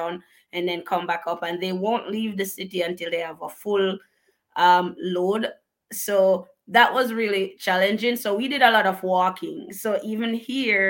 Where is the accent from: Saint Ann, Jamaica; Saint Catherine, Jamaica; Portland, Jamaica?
Portland, Jamaica; Bellevue; moved away as an adult; now in United States; I grew up in a very remote district called Bellevue in Portland. So we have parishes in Jamaica, and one of them is called Portland.